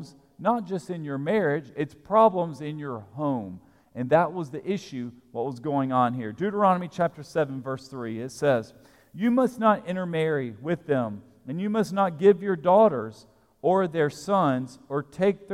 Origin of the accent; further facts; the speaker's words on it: Alabama, United States; now in Lexington, United States; I grew up in Alabama